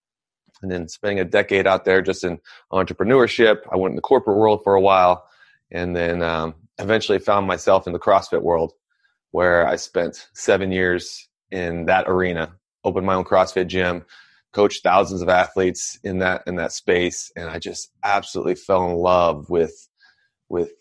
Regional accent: Anchorage, Alaska, United States; I'm originally from Anchorage, Alaska. And when I grew up in Alaska

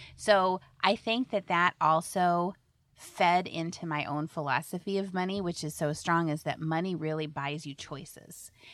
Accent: Indianola, Iowa, United States; I grew up in Indianola, and my dad was a economics professor at Simpson College.

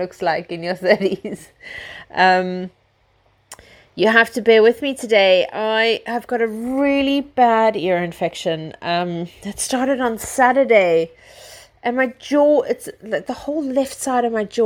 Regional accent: South Africa; moved away; I come from South Africa

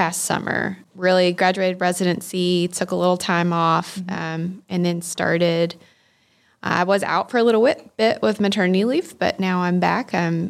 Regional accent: Tifton, Georgia, United States; So I'm actually from Tifton, born and raised here. Went through the Tift County school system.

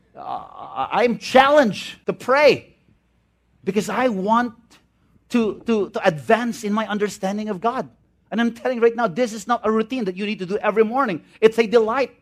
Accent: Visayas, Philippines; I'm from the Visayan area.

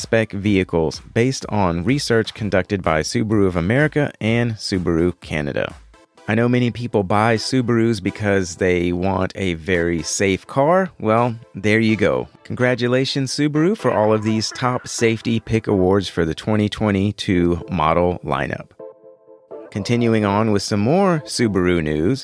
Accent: Houston, Texas, United States; my hometown of Houston, Texas

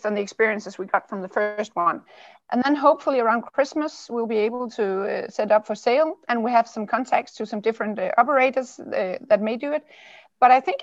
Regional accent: Odder, Central Denmark Region, Denmark; I was born and raised in Odder, which is just below of Aarhus

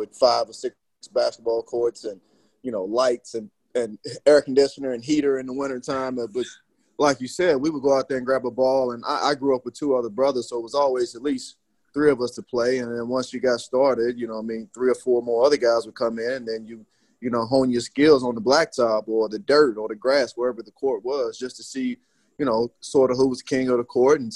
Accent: Hopkinsville, Kentucky, United States; born or raised there; moved away as an adult

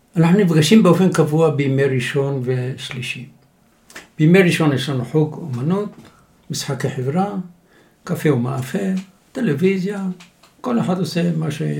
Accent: Jerusalem, Jerusalem District, Israel; now in Tzur Hadassah, Israel; ירושלים, אנחנו דור שלישי בירושלים אכן.

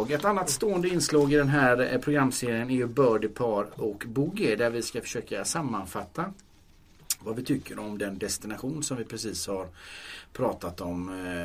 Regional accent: Gothenburg, Västra Götaland, Sweden; Mm, en stor stad tycker jag som är från Göteborg.

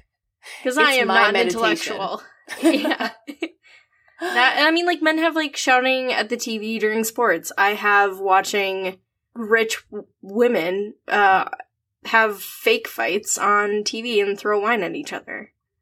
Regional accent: Minneapolis, Minnesota, United States; also born or lived in Iowa; I am Minneapolis based. I've lived here pretty much my entire life, minus some time in Iowa for college. I live here with my husband and our dogs.

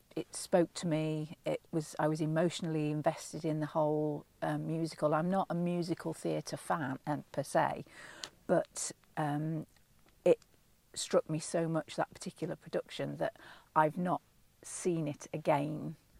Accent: Leeds, Yorkshire and the Humber, United Kingdom; also born or lived in Manchester; when I was a very small child, we moved from Manchester, which is my native town, to Yorkshire. And I was only 5 at the time, but apparently, according to my mother, within about 3 weeks of being there, I was talking in a broad Leeds accent.

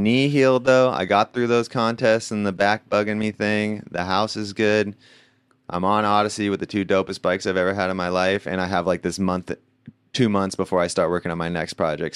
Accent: Lakeside, California, United States; also born or lived in La Mesa, California; I grew up in Lakeside

